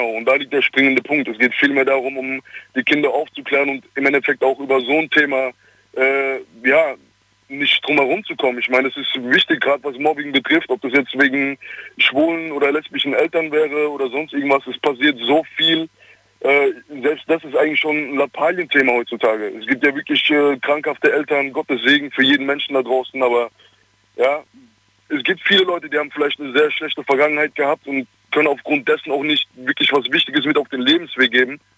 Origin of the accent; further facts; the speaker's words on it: Ludwigshafen, Rhineland-Palatinate, Germany; Ich komme aus Ludwigshafen.